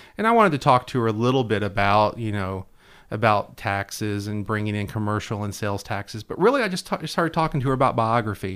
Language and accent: English; Hendersonville, Tennessee, United States; my hometown